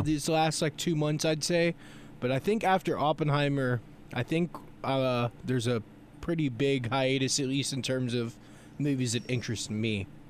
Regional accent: Florida, United States; I was born in Florida

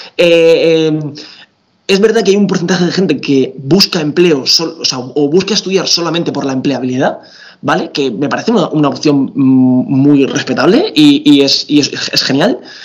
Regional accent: Region of Murcia, Spain; soy murciano

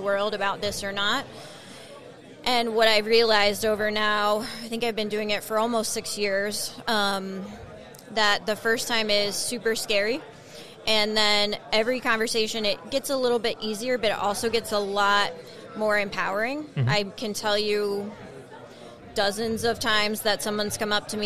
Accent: United States; as American

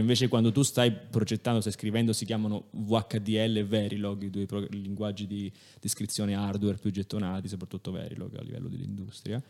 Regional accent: Italy; accent: strongly Italian (in French); io in francese ho un accento fortemente italiano

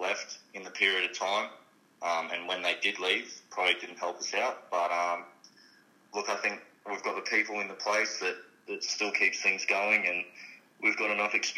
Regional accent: Stanthorpe, Queensland, Australia; moved away; going back to my hometown, Stanthorpe

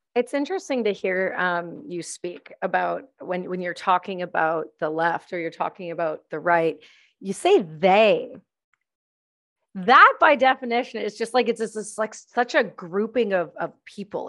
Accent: Canada; my home country

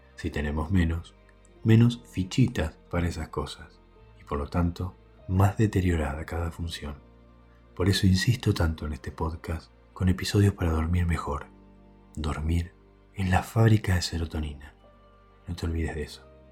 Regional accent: Quiroga, Buenos Aires Province, Argentina; moved away as an adult; also born or lived in La Plata; Cuando cumplí 18 años, me mudé de mi pueblito Quiroga a la ciudad de La Plata para estudiar medicina

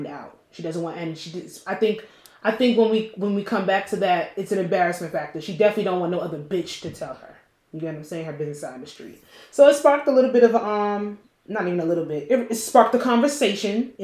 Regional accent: New Jersey, United States; I'm from Jersey

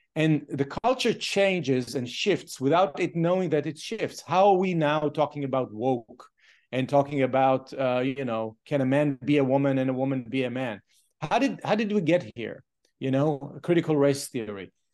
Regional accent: Israel; moved away; I grew up in a kibbutz.

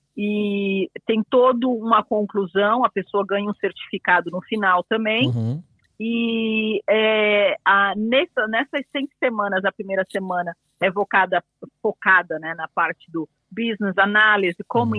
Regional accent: Brazil; moved away as an adult; also born or lived in England; now in United Kingdom; sou brasileira, mas eu moro aqui há 20 anos

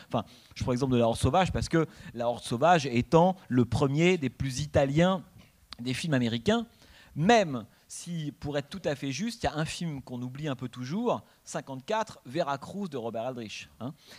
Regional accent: France; en tant que Français

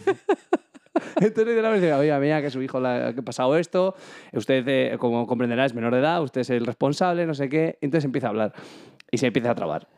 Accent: Sanabria, Castile and León, Spain; en mi pueblo, bueno, en Sanabria

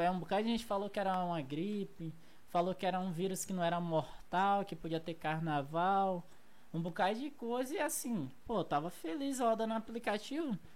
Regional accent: Rio de Janeiro, Brazil; Eu quero voltar pra minha terra. Eu sempre falei, velho, eu comecei a rodar Uber lá também no Rio de Janeiro.

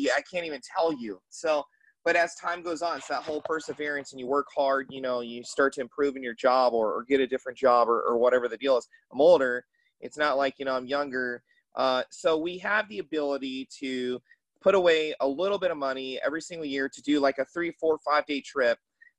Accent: Atlanta, Georgia, United States; Well, I'm from Atlanta, so I love Coca-Cola and Chick-fil-A.

